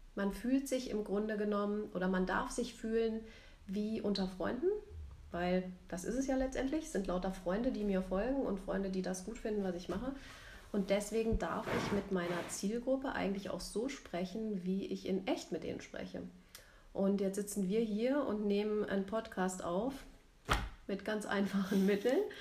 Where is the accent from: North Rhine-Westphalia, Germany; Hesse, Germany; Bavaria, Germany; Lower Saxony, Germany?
Hesse, Germany; Rüsselsheim; now in Munich, Germany; ich wohne in München, bin geboren im Rhein-Main-Gebiet in Rüsselsheim